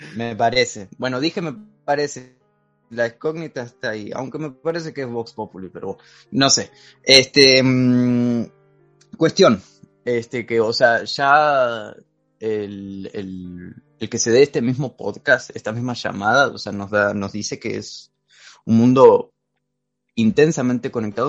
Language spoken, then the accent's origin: Spanish; Argentina; accent: Argentine; yo soy argentino, no sé si lo notan por mi acento marcado